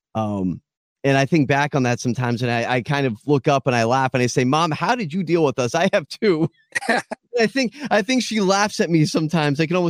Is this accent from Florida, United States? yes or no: yes; Boca Raton, Florida, United States; born in Boca Raton, Florida, was raised there